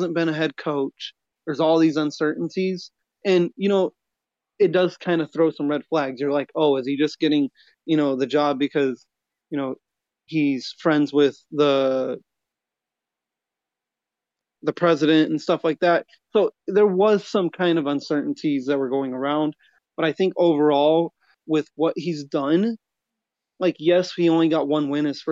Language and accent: English; Tucson, Arizona, United States; I'm born and raised in Tucson, Arizona. Been here my whole life.